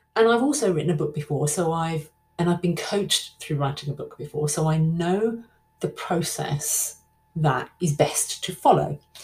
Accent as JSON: {"language": "English", "region": "London", "country": "United Kingdom", "said": "I'll probably sound like Dick Van Dyke, like I'm not really from London at all. I am. I am."}